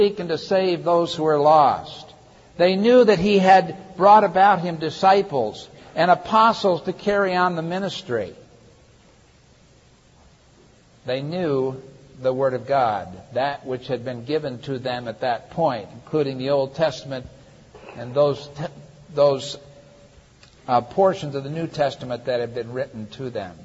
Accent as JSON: {"language": "English", "region": "Michigan", "country": "United States", "said": "I was from Michigan"}